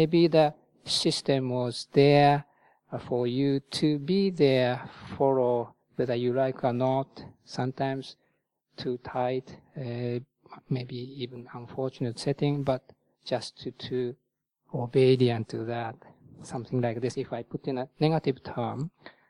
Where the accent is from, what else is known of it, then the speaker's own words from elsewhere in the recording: Japan; moved away as an adult; also born or lived in Thailand; now in United Kingdom; in my home country, Japan